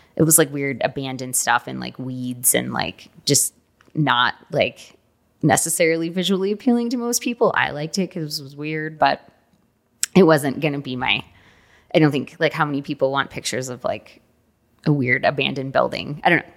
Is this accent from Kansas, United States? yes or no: no; Houston, Texas, United States; I was born in Houston, Texas.